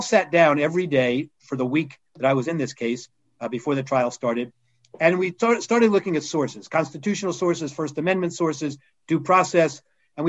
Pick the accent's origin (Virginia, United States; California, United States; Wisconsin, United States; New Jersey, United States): Virginia, United States; McLean; moved away; also born or lived in Freeport, New York / Alabama / New York; I grew up in Virginia, just outside D.C., McLean, Virginia